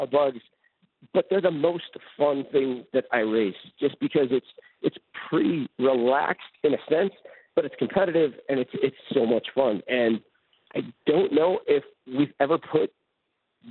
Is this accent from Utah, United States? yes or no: yes; Salt Lake City, Utah, United States; I'm from Salt Lake City, where driving in snow and ice is pretty common